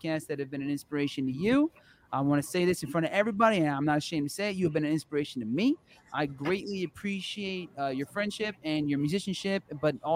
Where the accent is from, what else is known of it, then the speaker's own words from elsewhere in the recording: New Jersey, United States; I was growing up in the New Jersey rock metal scene